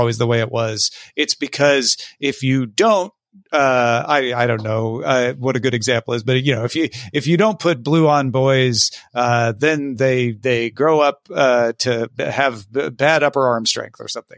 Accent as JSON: {"language": "English", "region": "Southern Illinois", "country": "United States", "also_born_or_lived": "Texas / California", "moved": "yes", "lives_now": "Los Angeles, United States", "said": "I'm from Southern Illinois"}